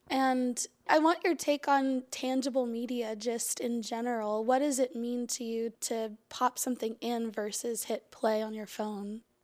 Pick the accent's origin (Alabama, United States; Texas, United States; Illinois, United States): Alabama, United States; Huntsville; I come from Huntsville, so we're crazy with, you know, great local music